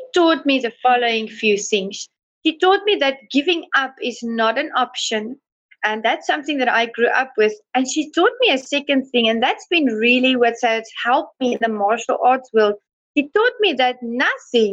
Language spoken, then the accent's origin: English; South Africa; I come from South Africa